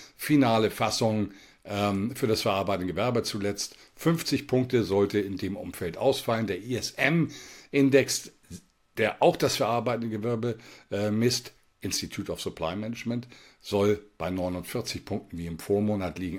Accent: Germany; bei uns in Deutschland

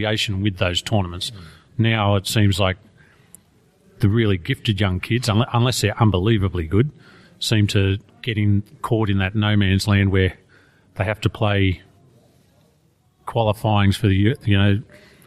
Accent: Australia; I'm Australian

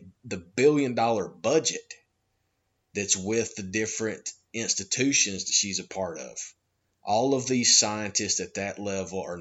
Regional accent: United States; I'm an American

